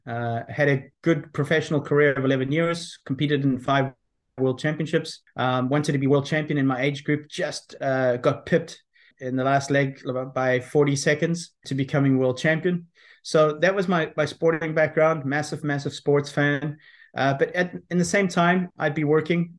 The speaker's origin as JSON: {"language": "English", "country": "South Africa", "tie": "born or raised there", "also_born_or_lived": "Belfast, Northern Ireland", "said": "I was born in Belfast, Northern Ireland. Um, left there when I was six uh, with my parents. We went to South Africa."}